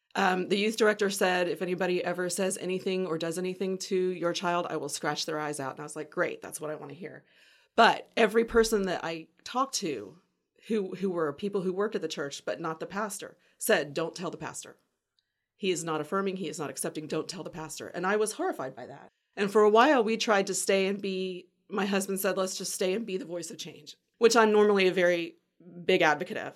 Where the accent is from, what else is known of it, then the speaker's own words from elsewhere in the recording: Pensacola, Florida, United States; moved away as an adult; now in Mobile, United States; I grew up in Pensacola